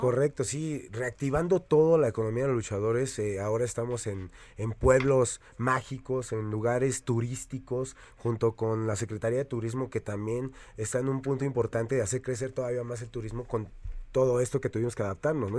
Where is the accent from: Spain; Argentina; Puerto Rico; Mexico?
Mexico